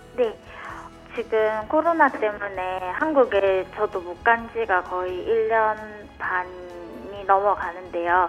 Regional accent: Busan, South Korea; moved away as an adult; now in Fukuoka, Japan; 제가 고향이 부산인데요

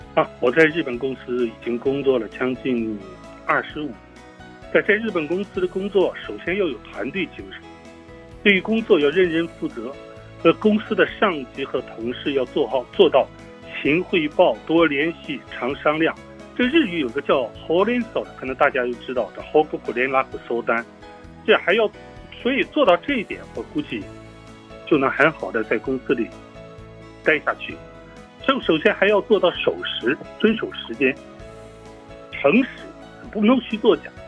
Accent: Dalian, Liaoning, China; moved away as an adult; now in Fukuoka, Japan; 我们家乡大连

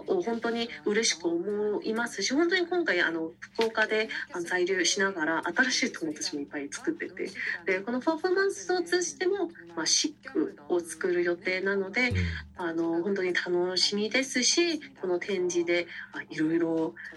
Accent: Busan, South Korea; Japanese is a second language; now in Japan; 実際私釜山の出身なんですけど、韓国の

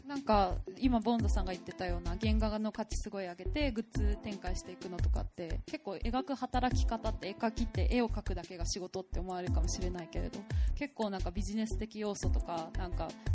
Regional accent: Fukuoka, Japan; moved away as an adult; also born or lived in Shibuya, Tokyo; now in Tokyo, Japan; 生まれも育ちも福岡県民なので

